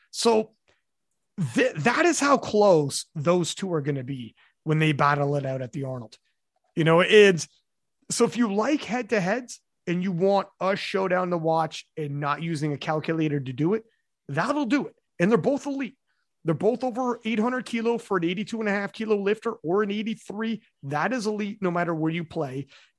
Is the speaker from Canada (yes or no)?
yes; Canada; because I'm Canadian. That's a Canadian remark right there.